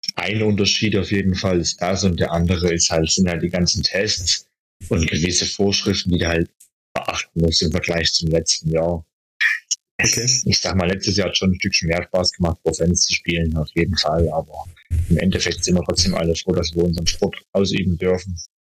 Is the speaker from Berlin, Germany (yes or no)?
no; Schönheide, Saxony, Germany; moved away; Also ich komme ja ursprünglich aus Schönheide, aus dem Erzgebirge.